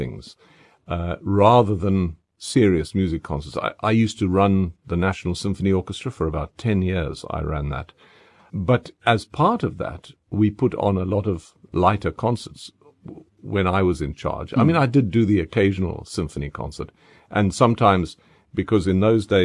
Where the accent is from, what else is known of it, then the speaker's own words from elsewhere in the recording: Cape Town, Western Cape, South Africa; now in Johannesburg, South Africa; I am from Cape Town